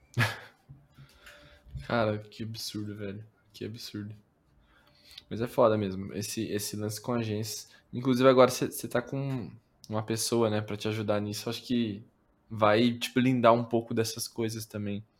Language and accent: Portuguese; interior of Paraná, Brazil; eu sou do interior do Paraná